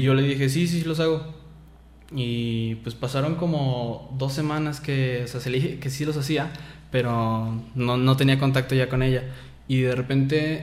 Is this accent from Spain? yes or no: no; Lagos de Moreno, Jalisco, Mexico; nací aquí en Lagos de Moreno y tengo 20 años